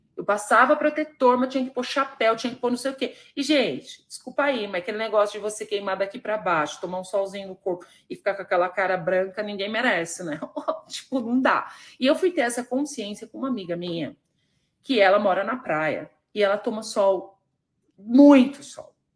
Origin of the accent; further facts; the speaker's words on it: Varginha, Minas Gerais, Brazil; lá de Varginha, gente, é lá da minha cidade